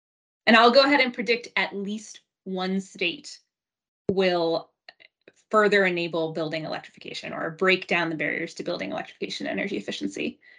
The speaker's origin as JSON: {"language": "English", "region": "Minnesota", "country": "United States", "tie": "born or raised there", "said": "Minnesota, my home state"}